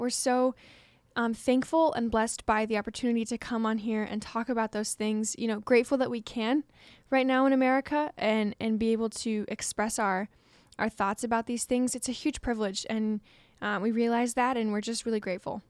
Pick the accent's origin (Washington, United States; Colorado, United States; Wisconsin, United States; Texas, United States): Washington, United States; moved away; my home state of Washington